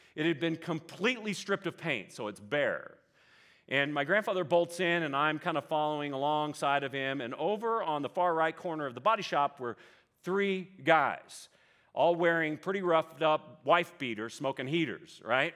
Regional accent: Vallejo, California, United States; I grew up in Vallejo, California, Northeast Bay. Lived there till I was about twenty or so

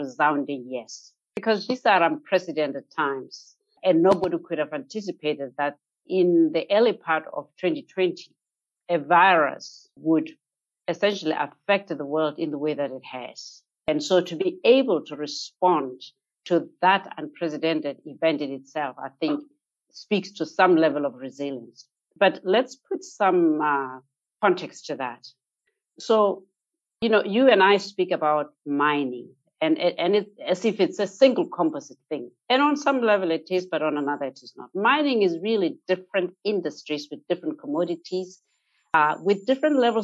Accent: Botswana; here in my home country, Botswana.

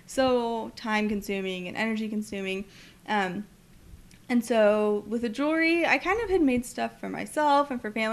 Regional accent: Santa Cruz, California, United States; moved away as an adult; also born or lived in Melbourne, Australia / Virginia; now in Corpus Christi, United States; I'm from Santa Cruz, California. It's a hippie town

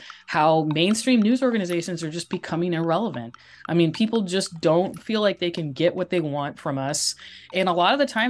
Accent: Corvallis, Oregon, United States; moved away as an adult; also born or lived in Spokane, Washington / Boise, Idaho; now in Southern California, United States; I grew up in Corvallis, Oregon. So we read the Corvallis Gazette Times and the Oregonian.

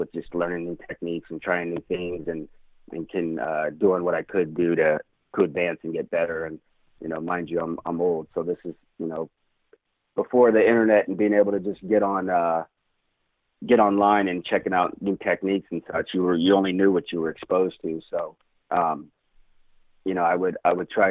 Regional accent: Atwater, California, United States; I grew up in Central California, in a small town called Atwater

